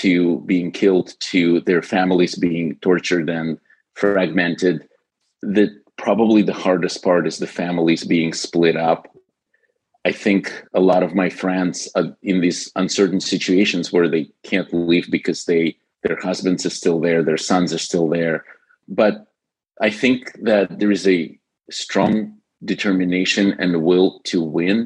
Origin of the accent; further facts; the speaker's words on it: Ukraine; moved away as an adult; originally, when I was 19, my family immigrated from Ukraine. So I've spent the first 19 years of my life growing up in the Soviet era Ukraine.